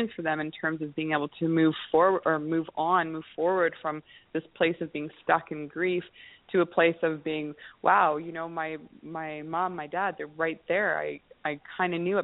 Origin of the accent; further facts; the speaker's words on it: Kamloops, British Columbia, Canada; I'm a landscaper from Kamloops, British Columbia